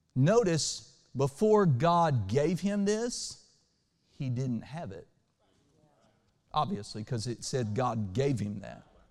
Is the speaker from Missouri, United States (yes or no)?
no; Oklahoma, United States; now in Western Kentucky, United States; where I grew up in Oklahoma